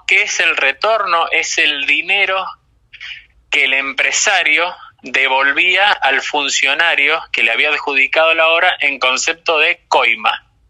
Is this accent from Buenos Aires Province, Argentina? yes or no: no; San Juan, Argentina; el gobernador de mi provincia natal, Sergio Uñac